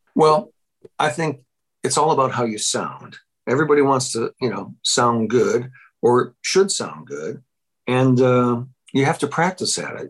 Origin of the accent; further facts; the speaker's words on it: Wilmette, Illinois, United States; moved away as an adult; also born or lived in Iowa; I grew up in Wilmette and I moved back into my parents' house in uh, Wilmette in July of 1985 without a job